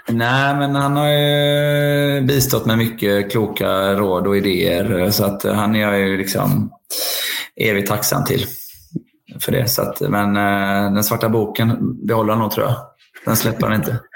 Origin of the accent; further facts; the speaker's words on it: Linköping, Östergötland, Sweden; jag är ju ändå liksom uppvuxen på, som ni är uppvuxna i, Cloetta, Stångebro och Saab Arena